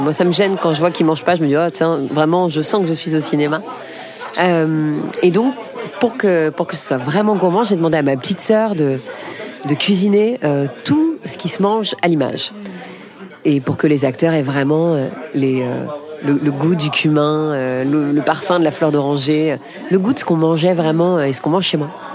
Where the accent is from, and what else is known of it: Paris, Île-de-France, France; born or raised there